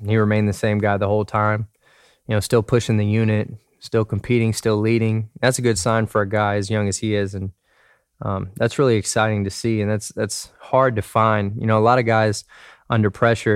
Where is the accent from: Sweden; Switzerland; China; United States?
United States; Dallas, Texas; moved away; I was from Dallas.